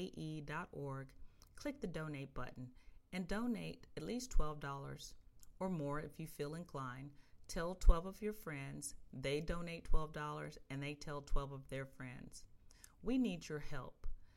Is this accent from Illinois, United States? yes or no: yes; Chicago, Illinois, United States; moved away; When I grew up in Chicago